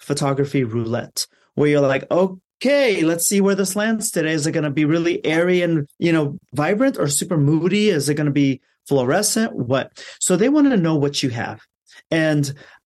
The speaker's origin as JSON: {"language": "English", "country": "Afghanistan", "moved": "yes", "lives_now": "Los Angeles, United States", "said": "I'm from Afghanistan."}